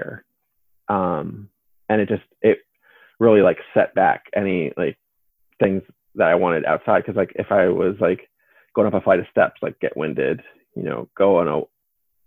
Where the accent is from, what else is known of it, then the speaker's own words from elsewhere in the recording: Pennsylvania, United States; my hometown in Pennsylvania